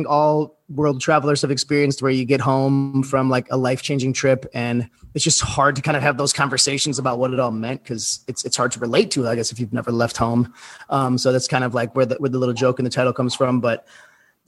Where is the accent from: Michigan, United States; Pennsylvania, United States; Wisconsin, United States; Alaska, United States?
Wisconsin, United States; Milwaukee; moved away as an adult; also born or lived in Fox Point; I grew up in Milwaukee on the North Shore there.